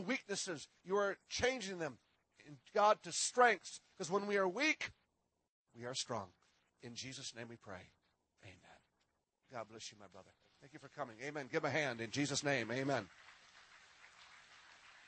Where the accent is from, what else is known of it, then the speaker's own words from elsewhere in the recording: Minnesota, United States; I am from Minnesota.